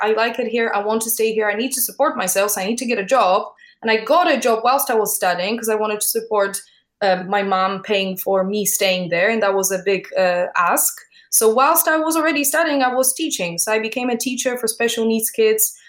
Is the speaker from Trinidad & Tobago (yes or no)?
no; Poland; moved away as an adult; now in London, United Kingdom; I was born in Poland.